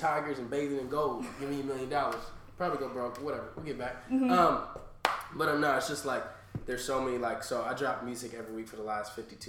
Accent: San Diego, California, United States; also born or lived in Atlanta; I'm from San Diego, California. I was born and raised out here.

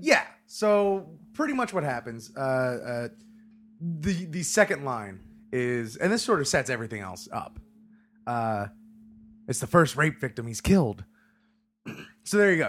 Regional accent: Hollywood, Florida, United States; my hometown of Hollywood, Florida

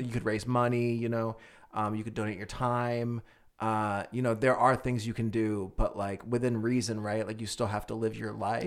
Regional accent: Philadelphia, Pennsylvania, United States; moved away; I'm originally from Philly

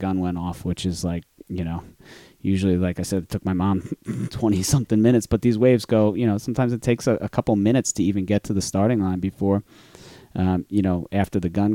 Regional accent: New Jersey, United States; I'm from New Jersey

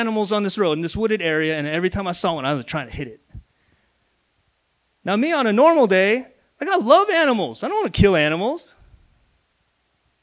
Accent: Missouri, United States; I'm from Missouri. That's the Midwest of the United States

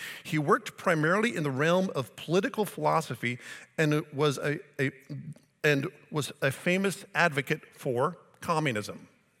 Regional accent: Colbert, United States; I'm from Colbert. All of you non-Colbert people, you're bad.

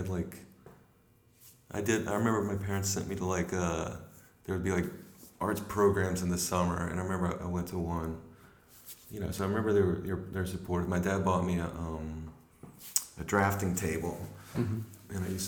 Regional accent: Little Rock, Arkansas, United States; moved away as an adult; also born or lived in Louisiana; now in Brooklyn, United States; Well, that was in Little Rock, Arkansas. Before that, we were in Louisiana, and then after that, we were in Louisiana. So, like, I sort of claimed Louisiana

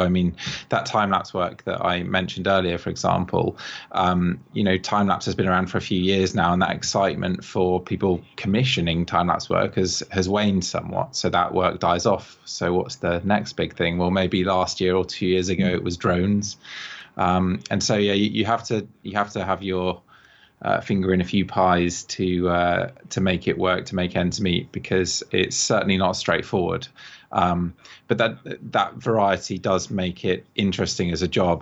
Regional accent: England, United Kingdom; now in Bath, United Kingdom; I'm I'm English myself, I live in Bath

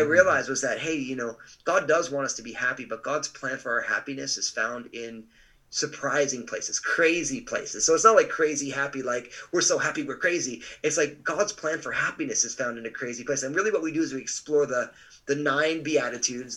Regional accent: New Jersey, United States; moved away as an adult; also born or lived in Pacific Northwest; moved out to uh, what they called the boondocks of New Jersey, which it isn't that anymore. Uh, and so, but I just grew up in a big, loving, all Italian family

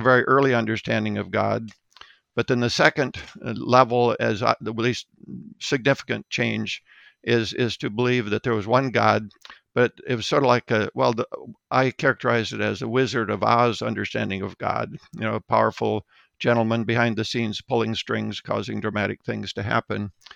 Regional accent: Mount Vernon, South Dakota, United States; Mount Vernon, South Dakota was my hometown

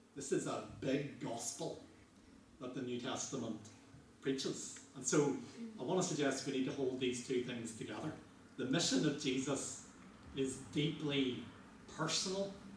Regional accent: Northern Ireland, United Kingdom; growing up in Northern Ireland

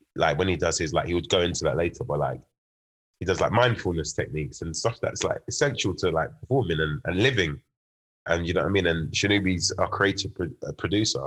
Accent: London, United Kingdom; also born or lived in Birmingham; it being my hometown

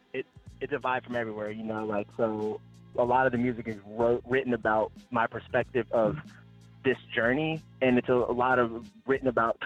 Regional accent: Fredericksburg, Virginia, United States; moved away; I'm from Fredericksburg. I'm from Stafford County.

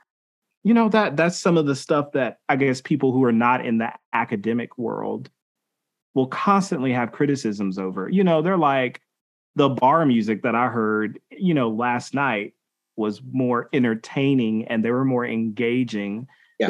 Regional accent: Milledgeville, Georgia, United States; I grew up in Milledgeville, Georgia

